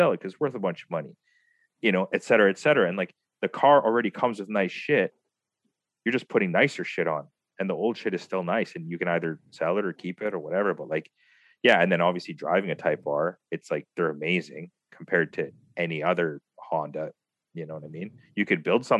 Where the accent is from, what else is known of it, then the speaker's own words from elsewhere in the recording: Philippines; I'm Filipino